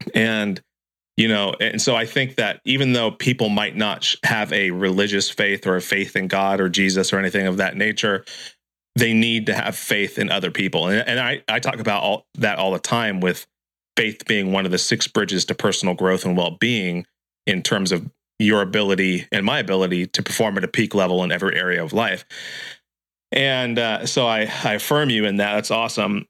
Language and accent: English; Santa Cruz, California, United States; I'm from Santa Cruz, California, so so we say dude and bro also